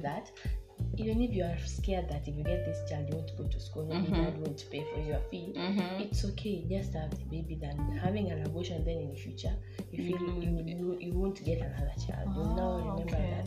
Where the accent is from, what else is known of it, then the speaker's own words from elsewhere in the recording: Kenya; I'm a Kenyan. I'm a Kalenjin